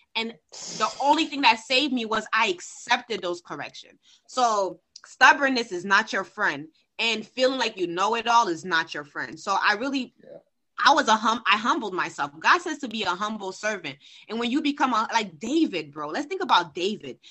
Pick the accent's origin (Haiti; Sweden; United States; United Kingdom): Haiti; I'm from Haiti